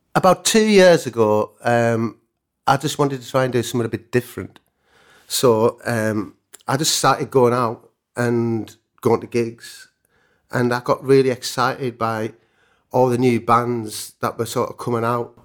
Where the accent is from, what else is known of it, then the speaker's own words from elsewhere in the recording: Cumbria, North West England, United Kingdom; I'm a welder from Cumbria